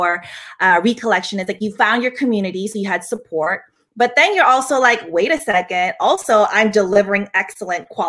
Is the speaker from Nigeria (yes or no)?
no; Philippines; now in France; I live in France, and as a Filipino woman